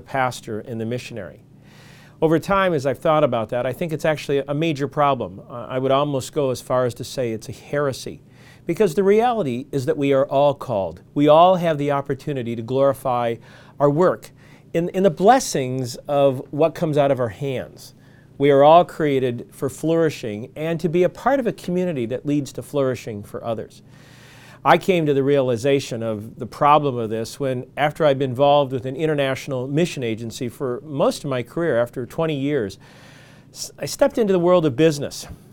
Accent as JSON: {"language": "English", "region": "Michigan", "country": "United States", "tie": "born or raised there", "said": "I grew up in Michigan"}